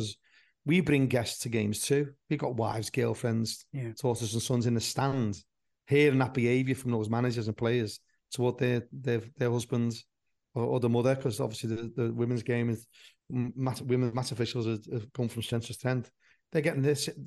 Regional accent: Liverpool, North West England, United Kingdom; I'm born and bred in Liverpool

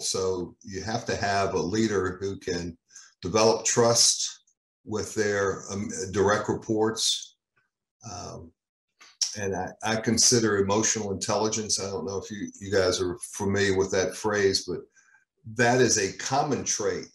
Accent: Virginia, United States; moved away; back in Virginia, which is my home state

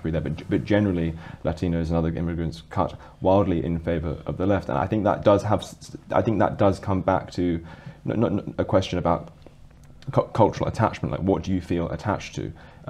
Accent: United Kingdom; I went over to Japan as a Brit and immigrated there in 2023

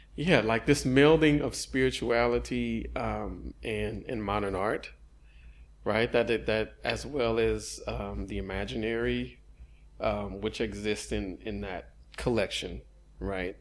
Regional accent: Houston, Texas, United States; growing up in Houston, since high school

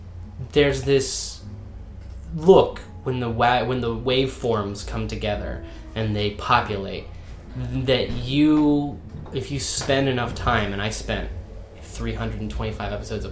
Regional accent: Virginia, United States; accent: Southern; because I come from the South. From the southern United States. Like, folks back home don't talk like I do.

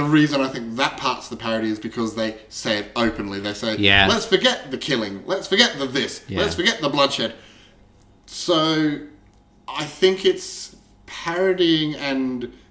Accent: Australia; we are Australian

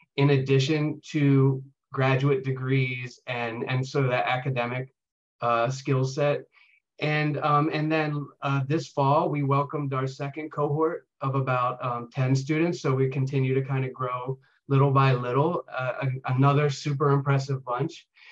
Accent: York, Pennsylvania, United States; I uh, grew up in York, Pennsylvania

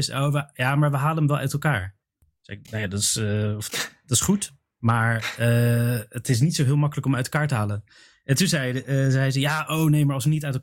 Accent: Belgium; ja maar, ja, maar ik kom uit België.

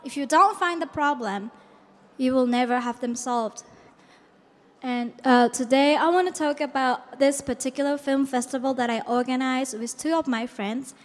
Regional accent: Japan; I come from Japan.

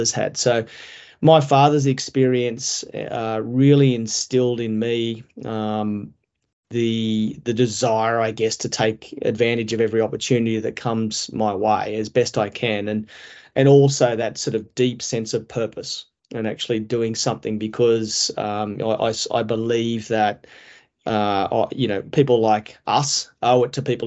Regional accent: Dubbo, New South Wales, Australia; I'm a country guy as well, and born and bred in Dubbo

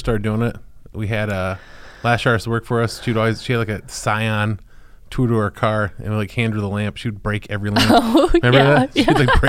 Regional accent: Ohio, United States; moved away; my hometown in Ohio where everybody loves everybody.

